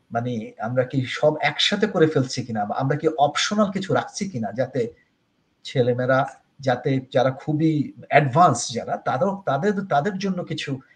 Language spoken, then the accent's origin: Bangla; Bangladesh; আমি যেহেতু বাংলাদেশে এবং বাঙালি মানুষ